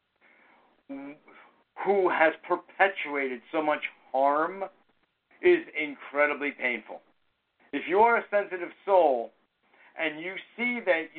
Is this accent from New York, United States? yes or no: yes; New York, United States; I was born here